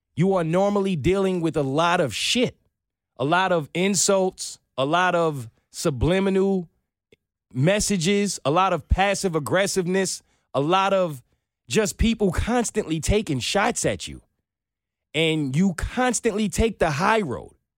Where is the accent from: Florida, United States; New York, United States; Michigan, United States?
New York, United States; growing up in New York